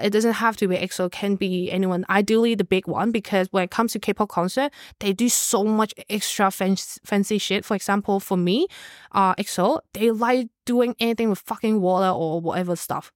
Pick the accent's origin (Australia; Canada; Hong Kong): Hong Kong; moved away; I'm from Hong Kong